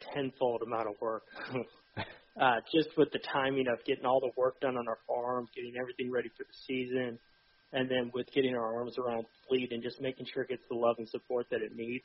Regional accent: Georgia, United States; also born or lived in Atlanta; born and raised in Georgia. Grew up hunting, started hunting when I was at the age of 4 or 5 in South Georgia

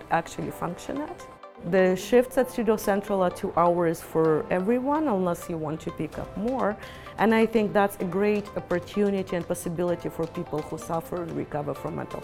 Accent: Ukraine; also born or lived in Israel; now in Canada; I grew up in Ukraine and I lived in Israel for many years, and I moved to Canada

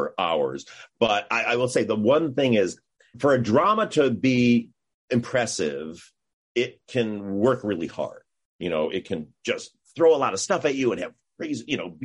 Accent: Michigan, United States; moved away as an adult; now in California, United States; I'm the kid from Michigan

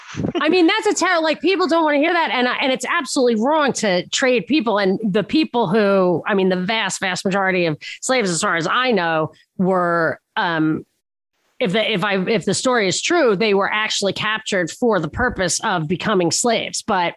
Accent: Brooklyn, New York, United States; They're on Long Island, I think. I'm from Brooklyn.

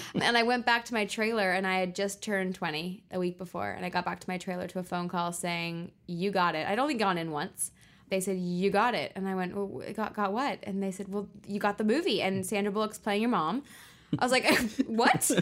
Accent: Los Angeles, California, United States; also born or lived in Guildford, England; I was born in Guilford, West Sussex in England, in the countryside, but moved to Los Angeles when I was five. So I'm very much both a Brit and an American

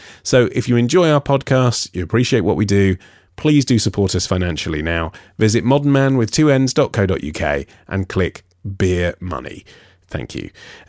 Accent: Budapest, Hungary; English is a second language; now in Auckland, New Zealand; I'm originally from Budapest, but I'm currently studying at the University of Auckland

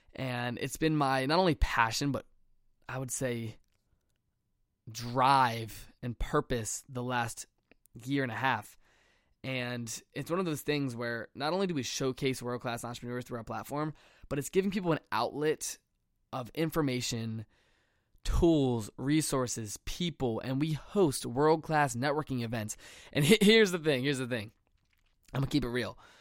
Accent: Chesterfield County, Virginia, United States; I am in my hometown of Chesterfield County, Virginia

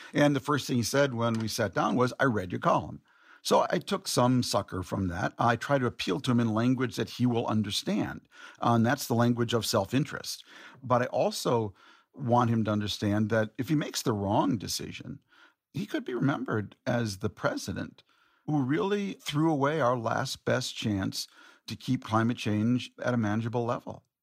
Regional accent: Minneapolis, Minnesota, United States; my hometown of Minneapolis

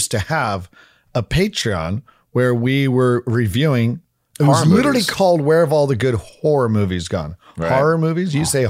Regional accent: Fort Collins, Colorado, United States; born there; also born or lived in Oregon; No, Fort Collins. I was born in Fort Collins. I love having that connection, but you know, whenever people are like, sweet, I was like, well, we moved when I was two.

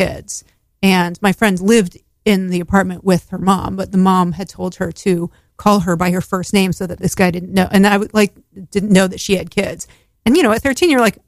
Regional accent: Connecticut, United States; I grew up in Connecticut

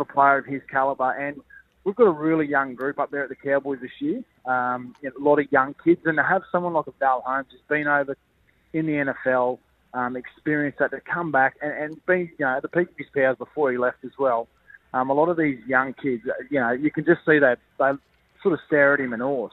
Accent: Queensland, Australia; I'm a Queenslander

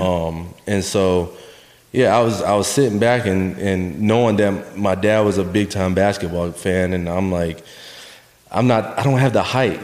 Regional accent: New Smyrna Beach, Florida, United States; we moved south, uh, 15 minutes south to New Smyrna Beach uh, Florida

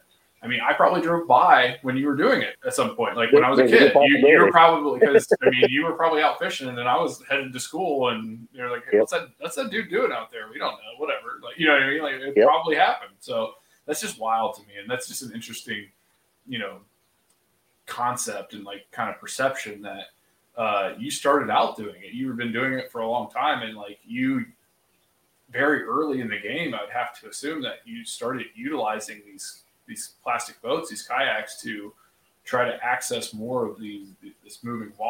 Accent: Laurelville, Ohio, United States; I grew up in the Hocking County in the Hocking Hills of Ohio, like Salt Creek, like you mentioned the town Lorville. That's where I went to elementary school

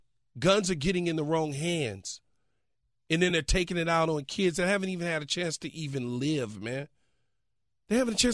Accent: Los Angeles, California, United States; as a kid growing up in South Central Los Angeles

